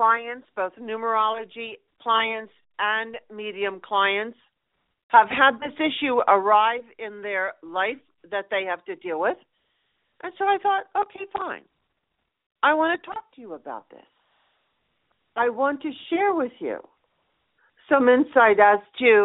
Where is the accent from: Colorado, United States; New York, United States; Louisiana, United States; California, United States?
Colorado, United States; here in my hometown in Colorado.